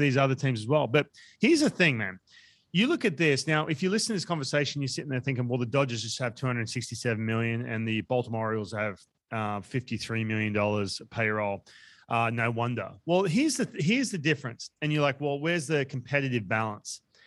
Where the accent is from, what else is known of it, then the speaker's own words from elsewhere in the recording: Australia; we come from Australia